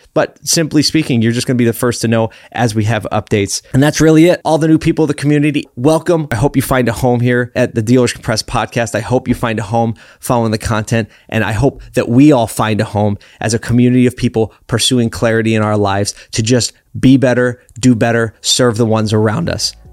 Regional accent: Philadelphia, Pennsylvania, United States; I grew up in Philly, so it's close to my heart

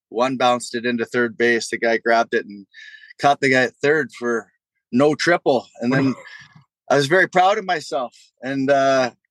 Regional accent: Toronto, Ontario, Canada; growing up in Toronto, Blue Jays fan back

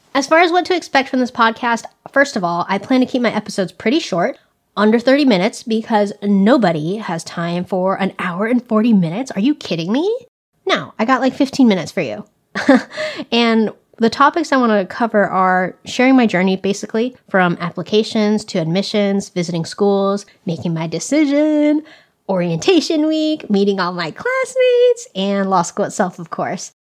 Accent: California, United States; I have grown up in California my whole life

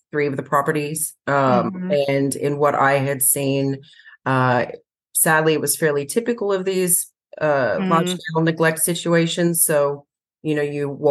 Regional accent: Australia; moved away as an adult; also born or lived in San Diego County, California; now in United States; I was born and raised in Australia. So I worked for the Sydney RSPCA in Australia

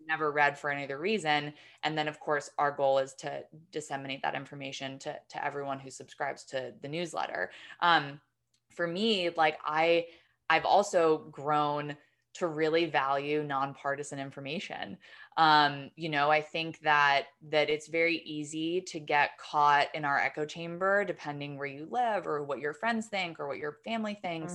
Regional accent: New York, United States; I'm from New York

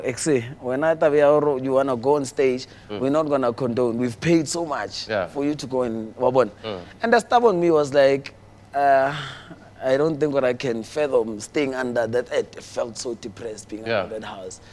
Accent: Johannesburg, Gauteng, South Africa; also born or lived in Soweto / North West; I remember until grade 2. And then that's when we moved the site to some squatter camp called Loli

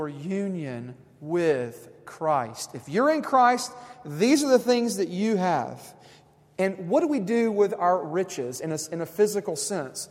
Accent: Tennessee, United States; we're from Tennessee

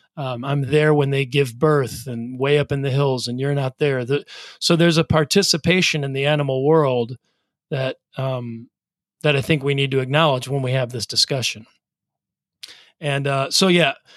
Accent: Wisconsin, United States; Michael and I grew up in Wisconsin

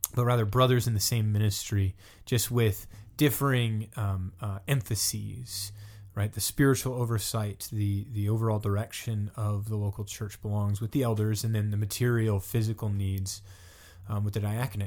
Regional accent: the South, United States; now in Pittsburgh, United States; I'm from the South, so, you know, Lafayette is a big thing down there

